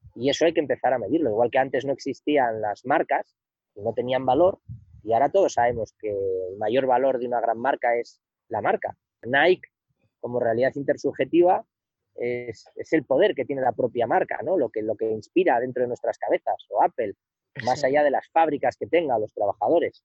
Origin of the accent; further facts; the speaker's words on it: Somiedo, Asturias, Spain; also born or lived in Madrid / San Francisco; yo no te estoy hablando desde mi pueblo, desde Somiedo